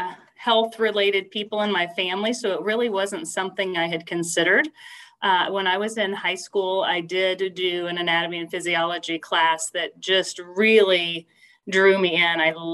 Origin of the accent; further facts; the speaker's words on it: Fayetteville, Arkansas, United States; also born or lived in Kansas / Wyoming / North Carolina; I was born in Kansas, but have lived in Wyoming a couple of times, North Carolina, and Arkansas. Most of my younger years were probably spent in Arkansas. So that is what I call home, is Northwest Arkansas around Fayetteville.